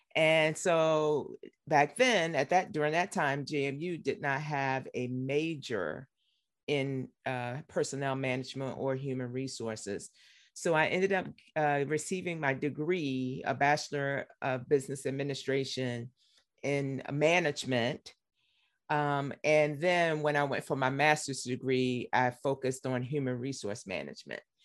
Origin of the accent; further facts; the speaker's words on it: Richmond, Virginia, United States; also born or lived in Harrisonburg, Virginia; I grew up in Richmond, Virginia. Born and raised.